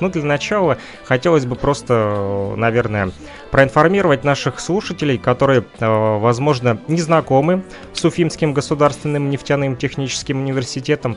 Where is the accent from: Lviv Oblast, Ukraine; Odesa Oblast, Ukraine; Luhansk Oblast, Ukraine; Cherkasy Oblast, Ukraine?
Luhansk Oblast, Ukraine; Kirovsk; население нашего города Кировск в Луганской Народной Республике